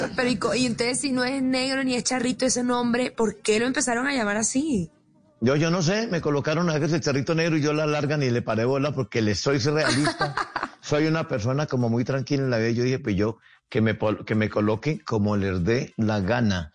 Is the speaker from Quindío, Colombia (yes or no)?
no; Ceilán, Valle del Cauca, Colombia; soy de Ceilán Valle